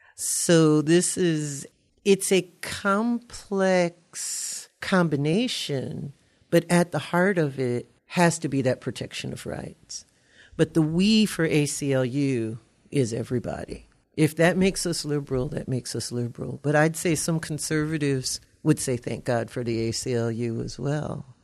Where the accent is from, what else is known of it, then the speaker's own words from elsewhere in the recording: Louisiana, United States; also born or lived in Ohio; now in Eau Claire, United States; I'm from Louisiana. We don't pronounce anything properly